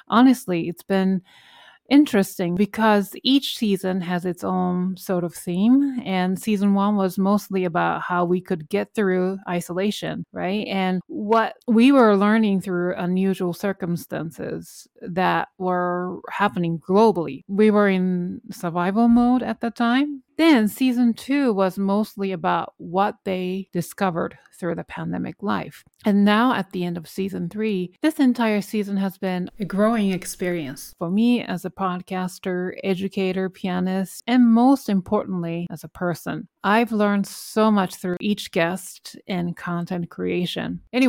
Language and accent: English; New York City, New York, United States; I think obviously you're both pianists and we're both from New York City.